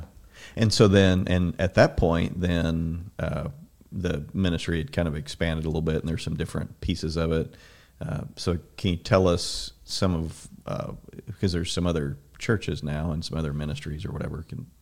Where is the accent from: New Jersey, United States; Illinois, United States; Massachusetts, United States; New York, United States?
Illinois, United States; Southern; I grew up in Southern Illinois.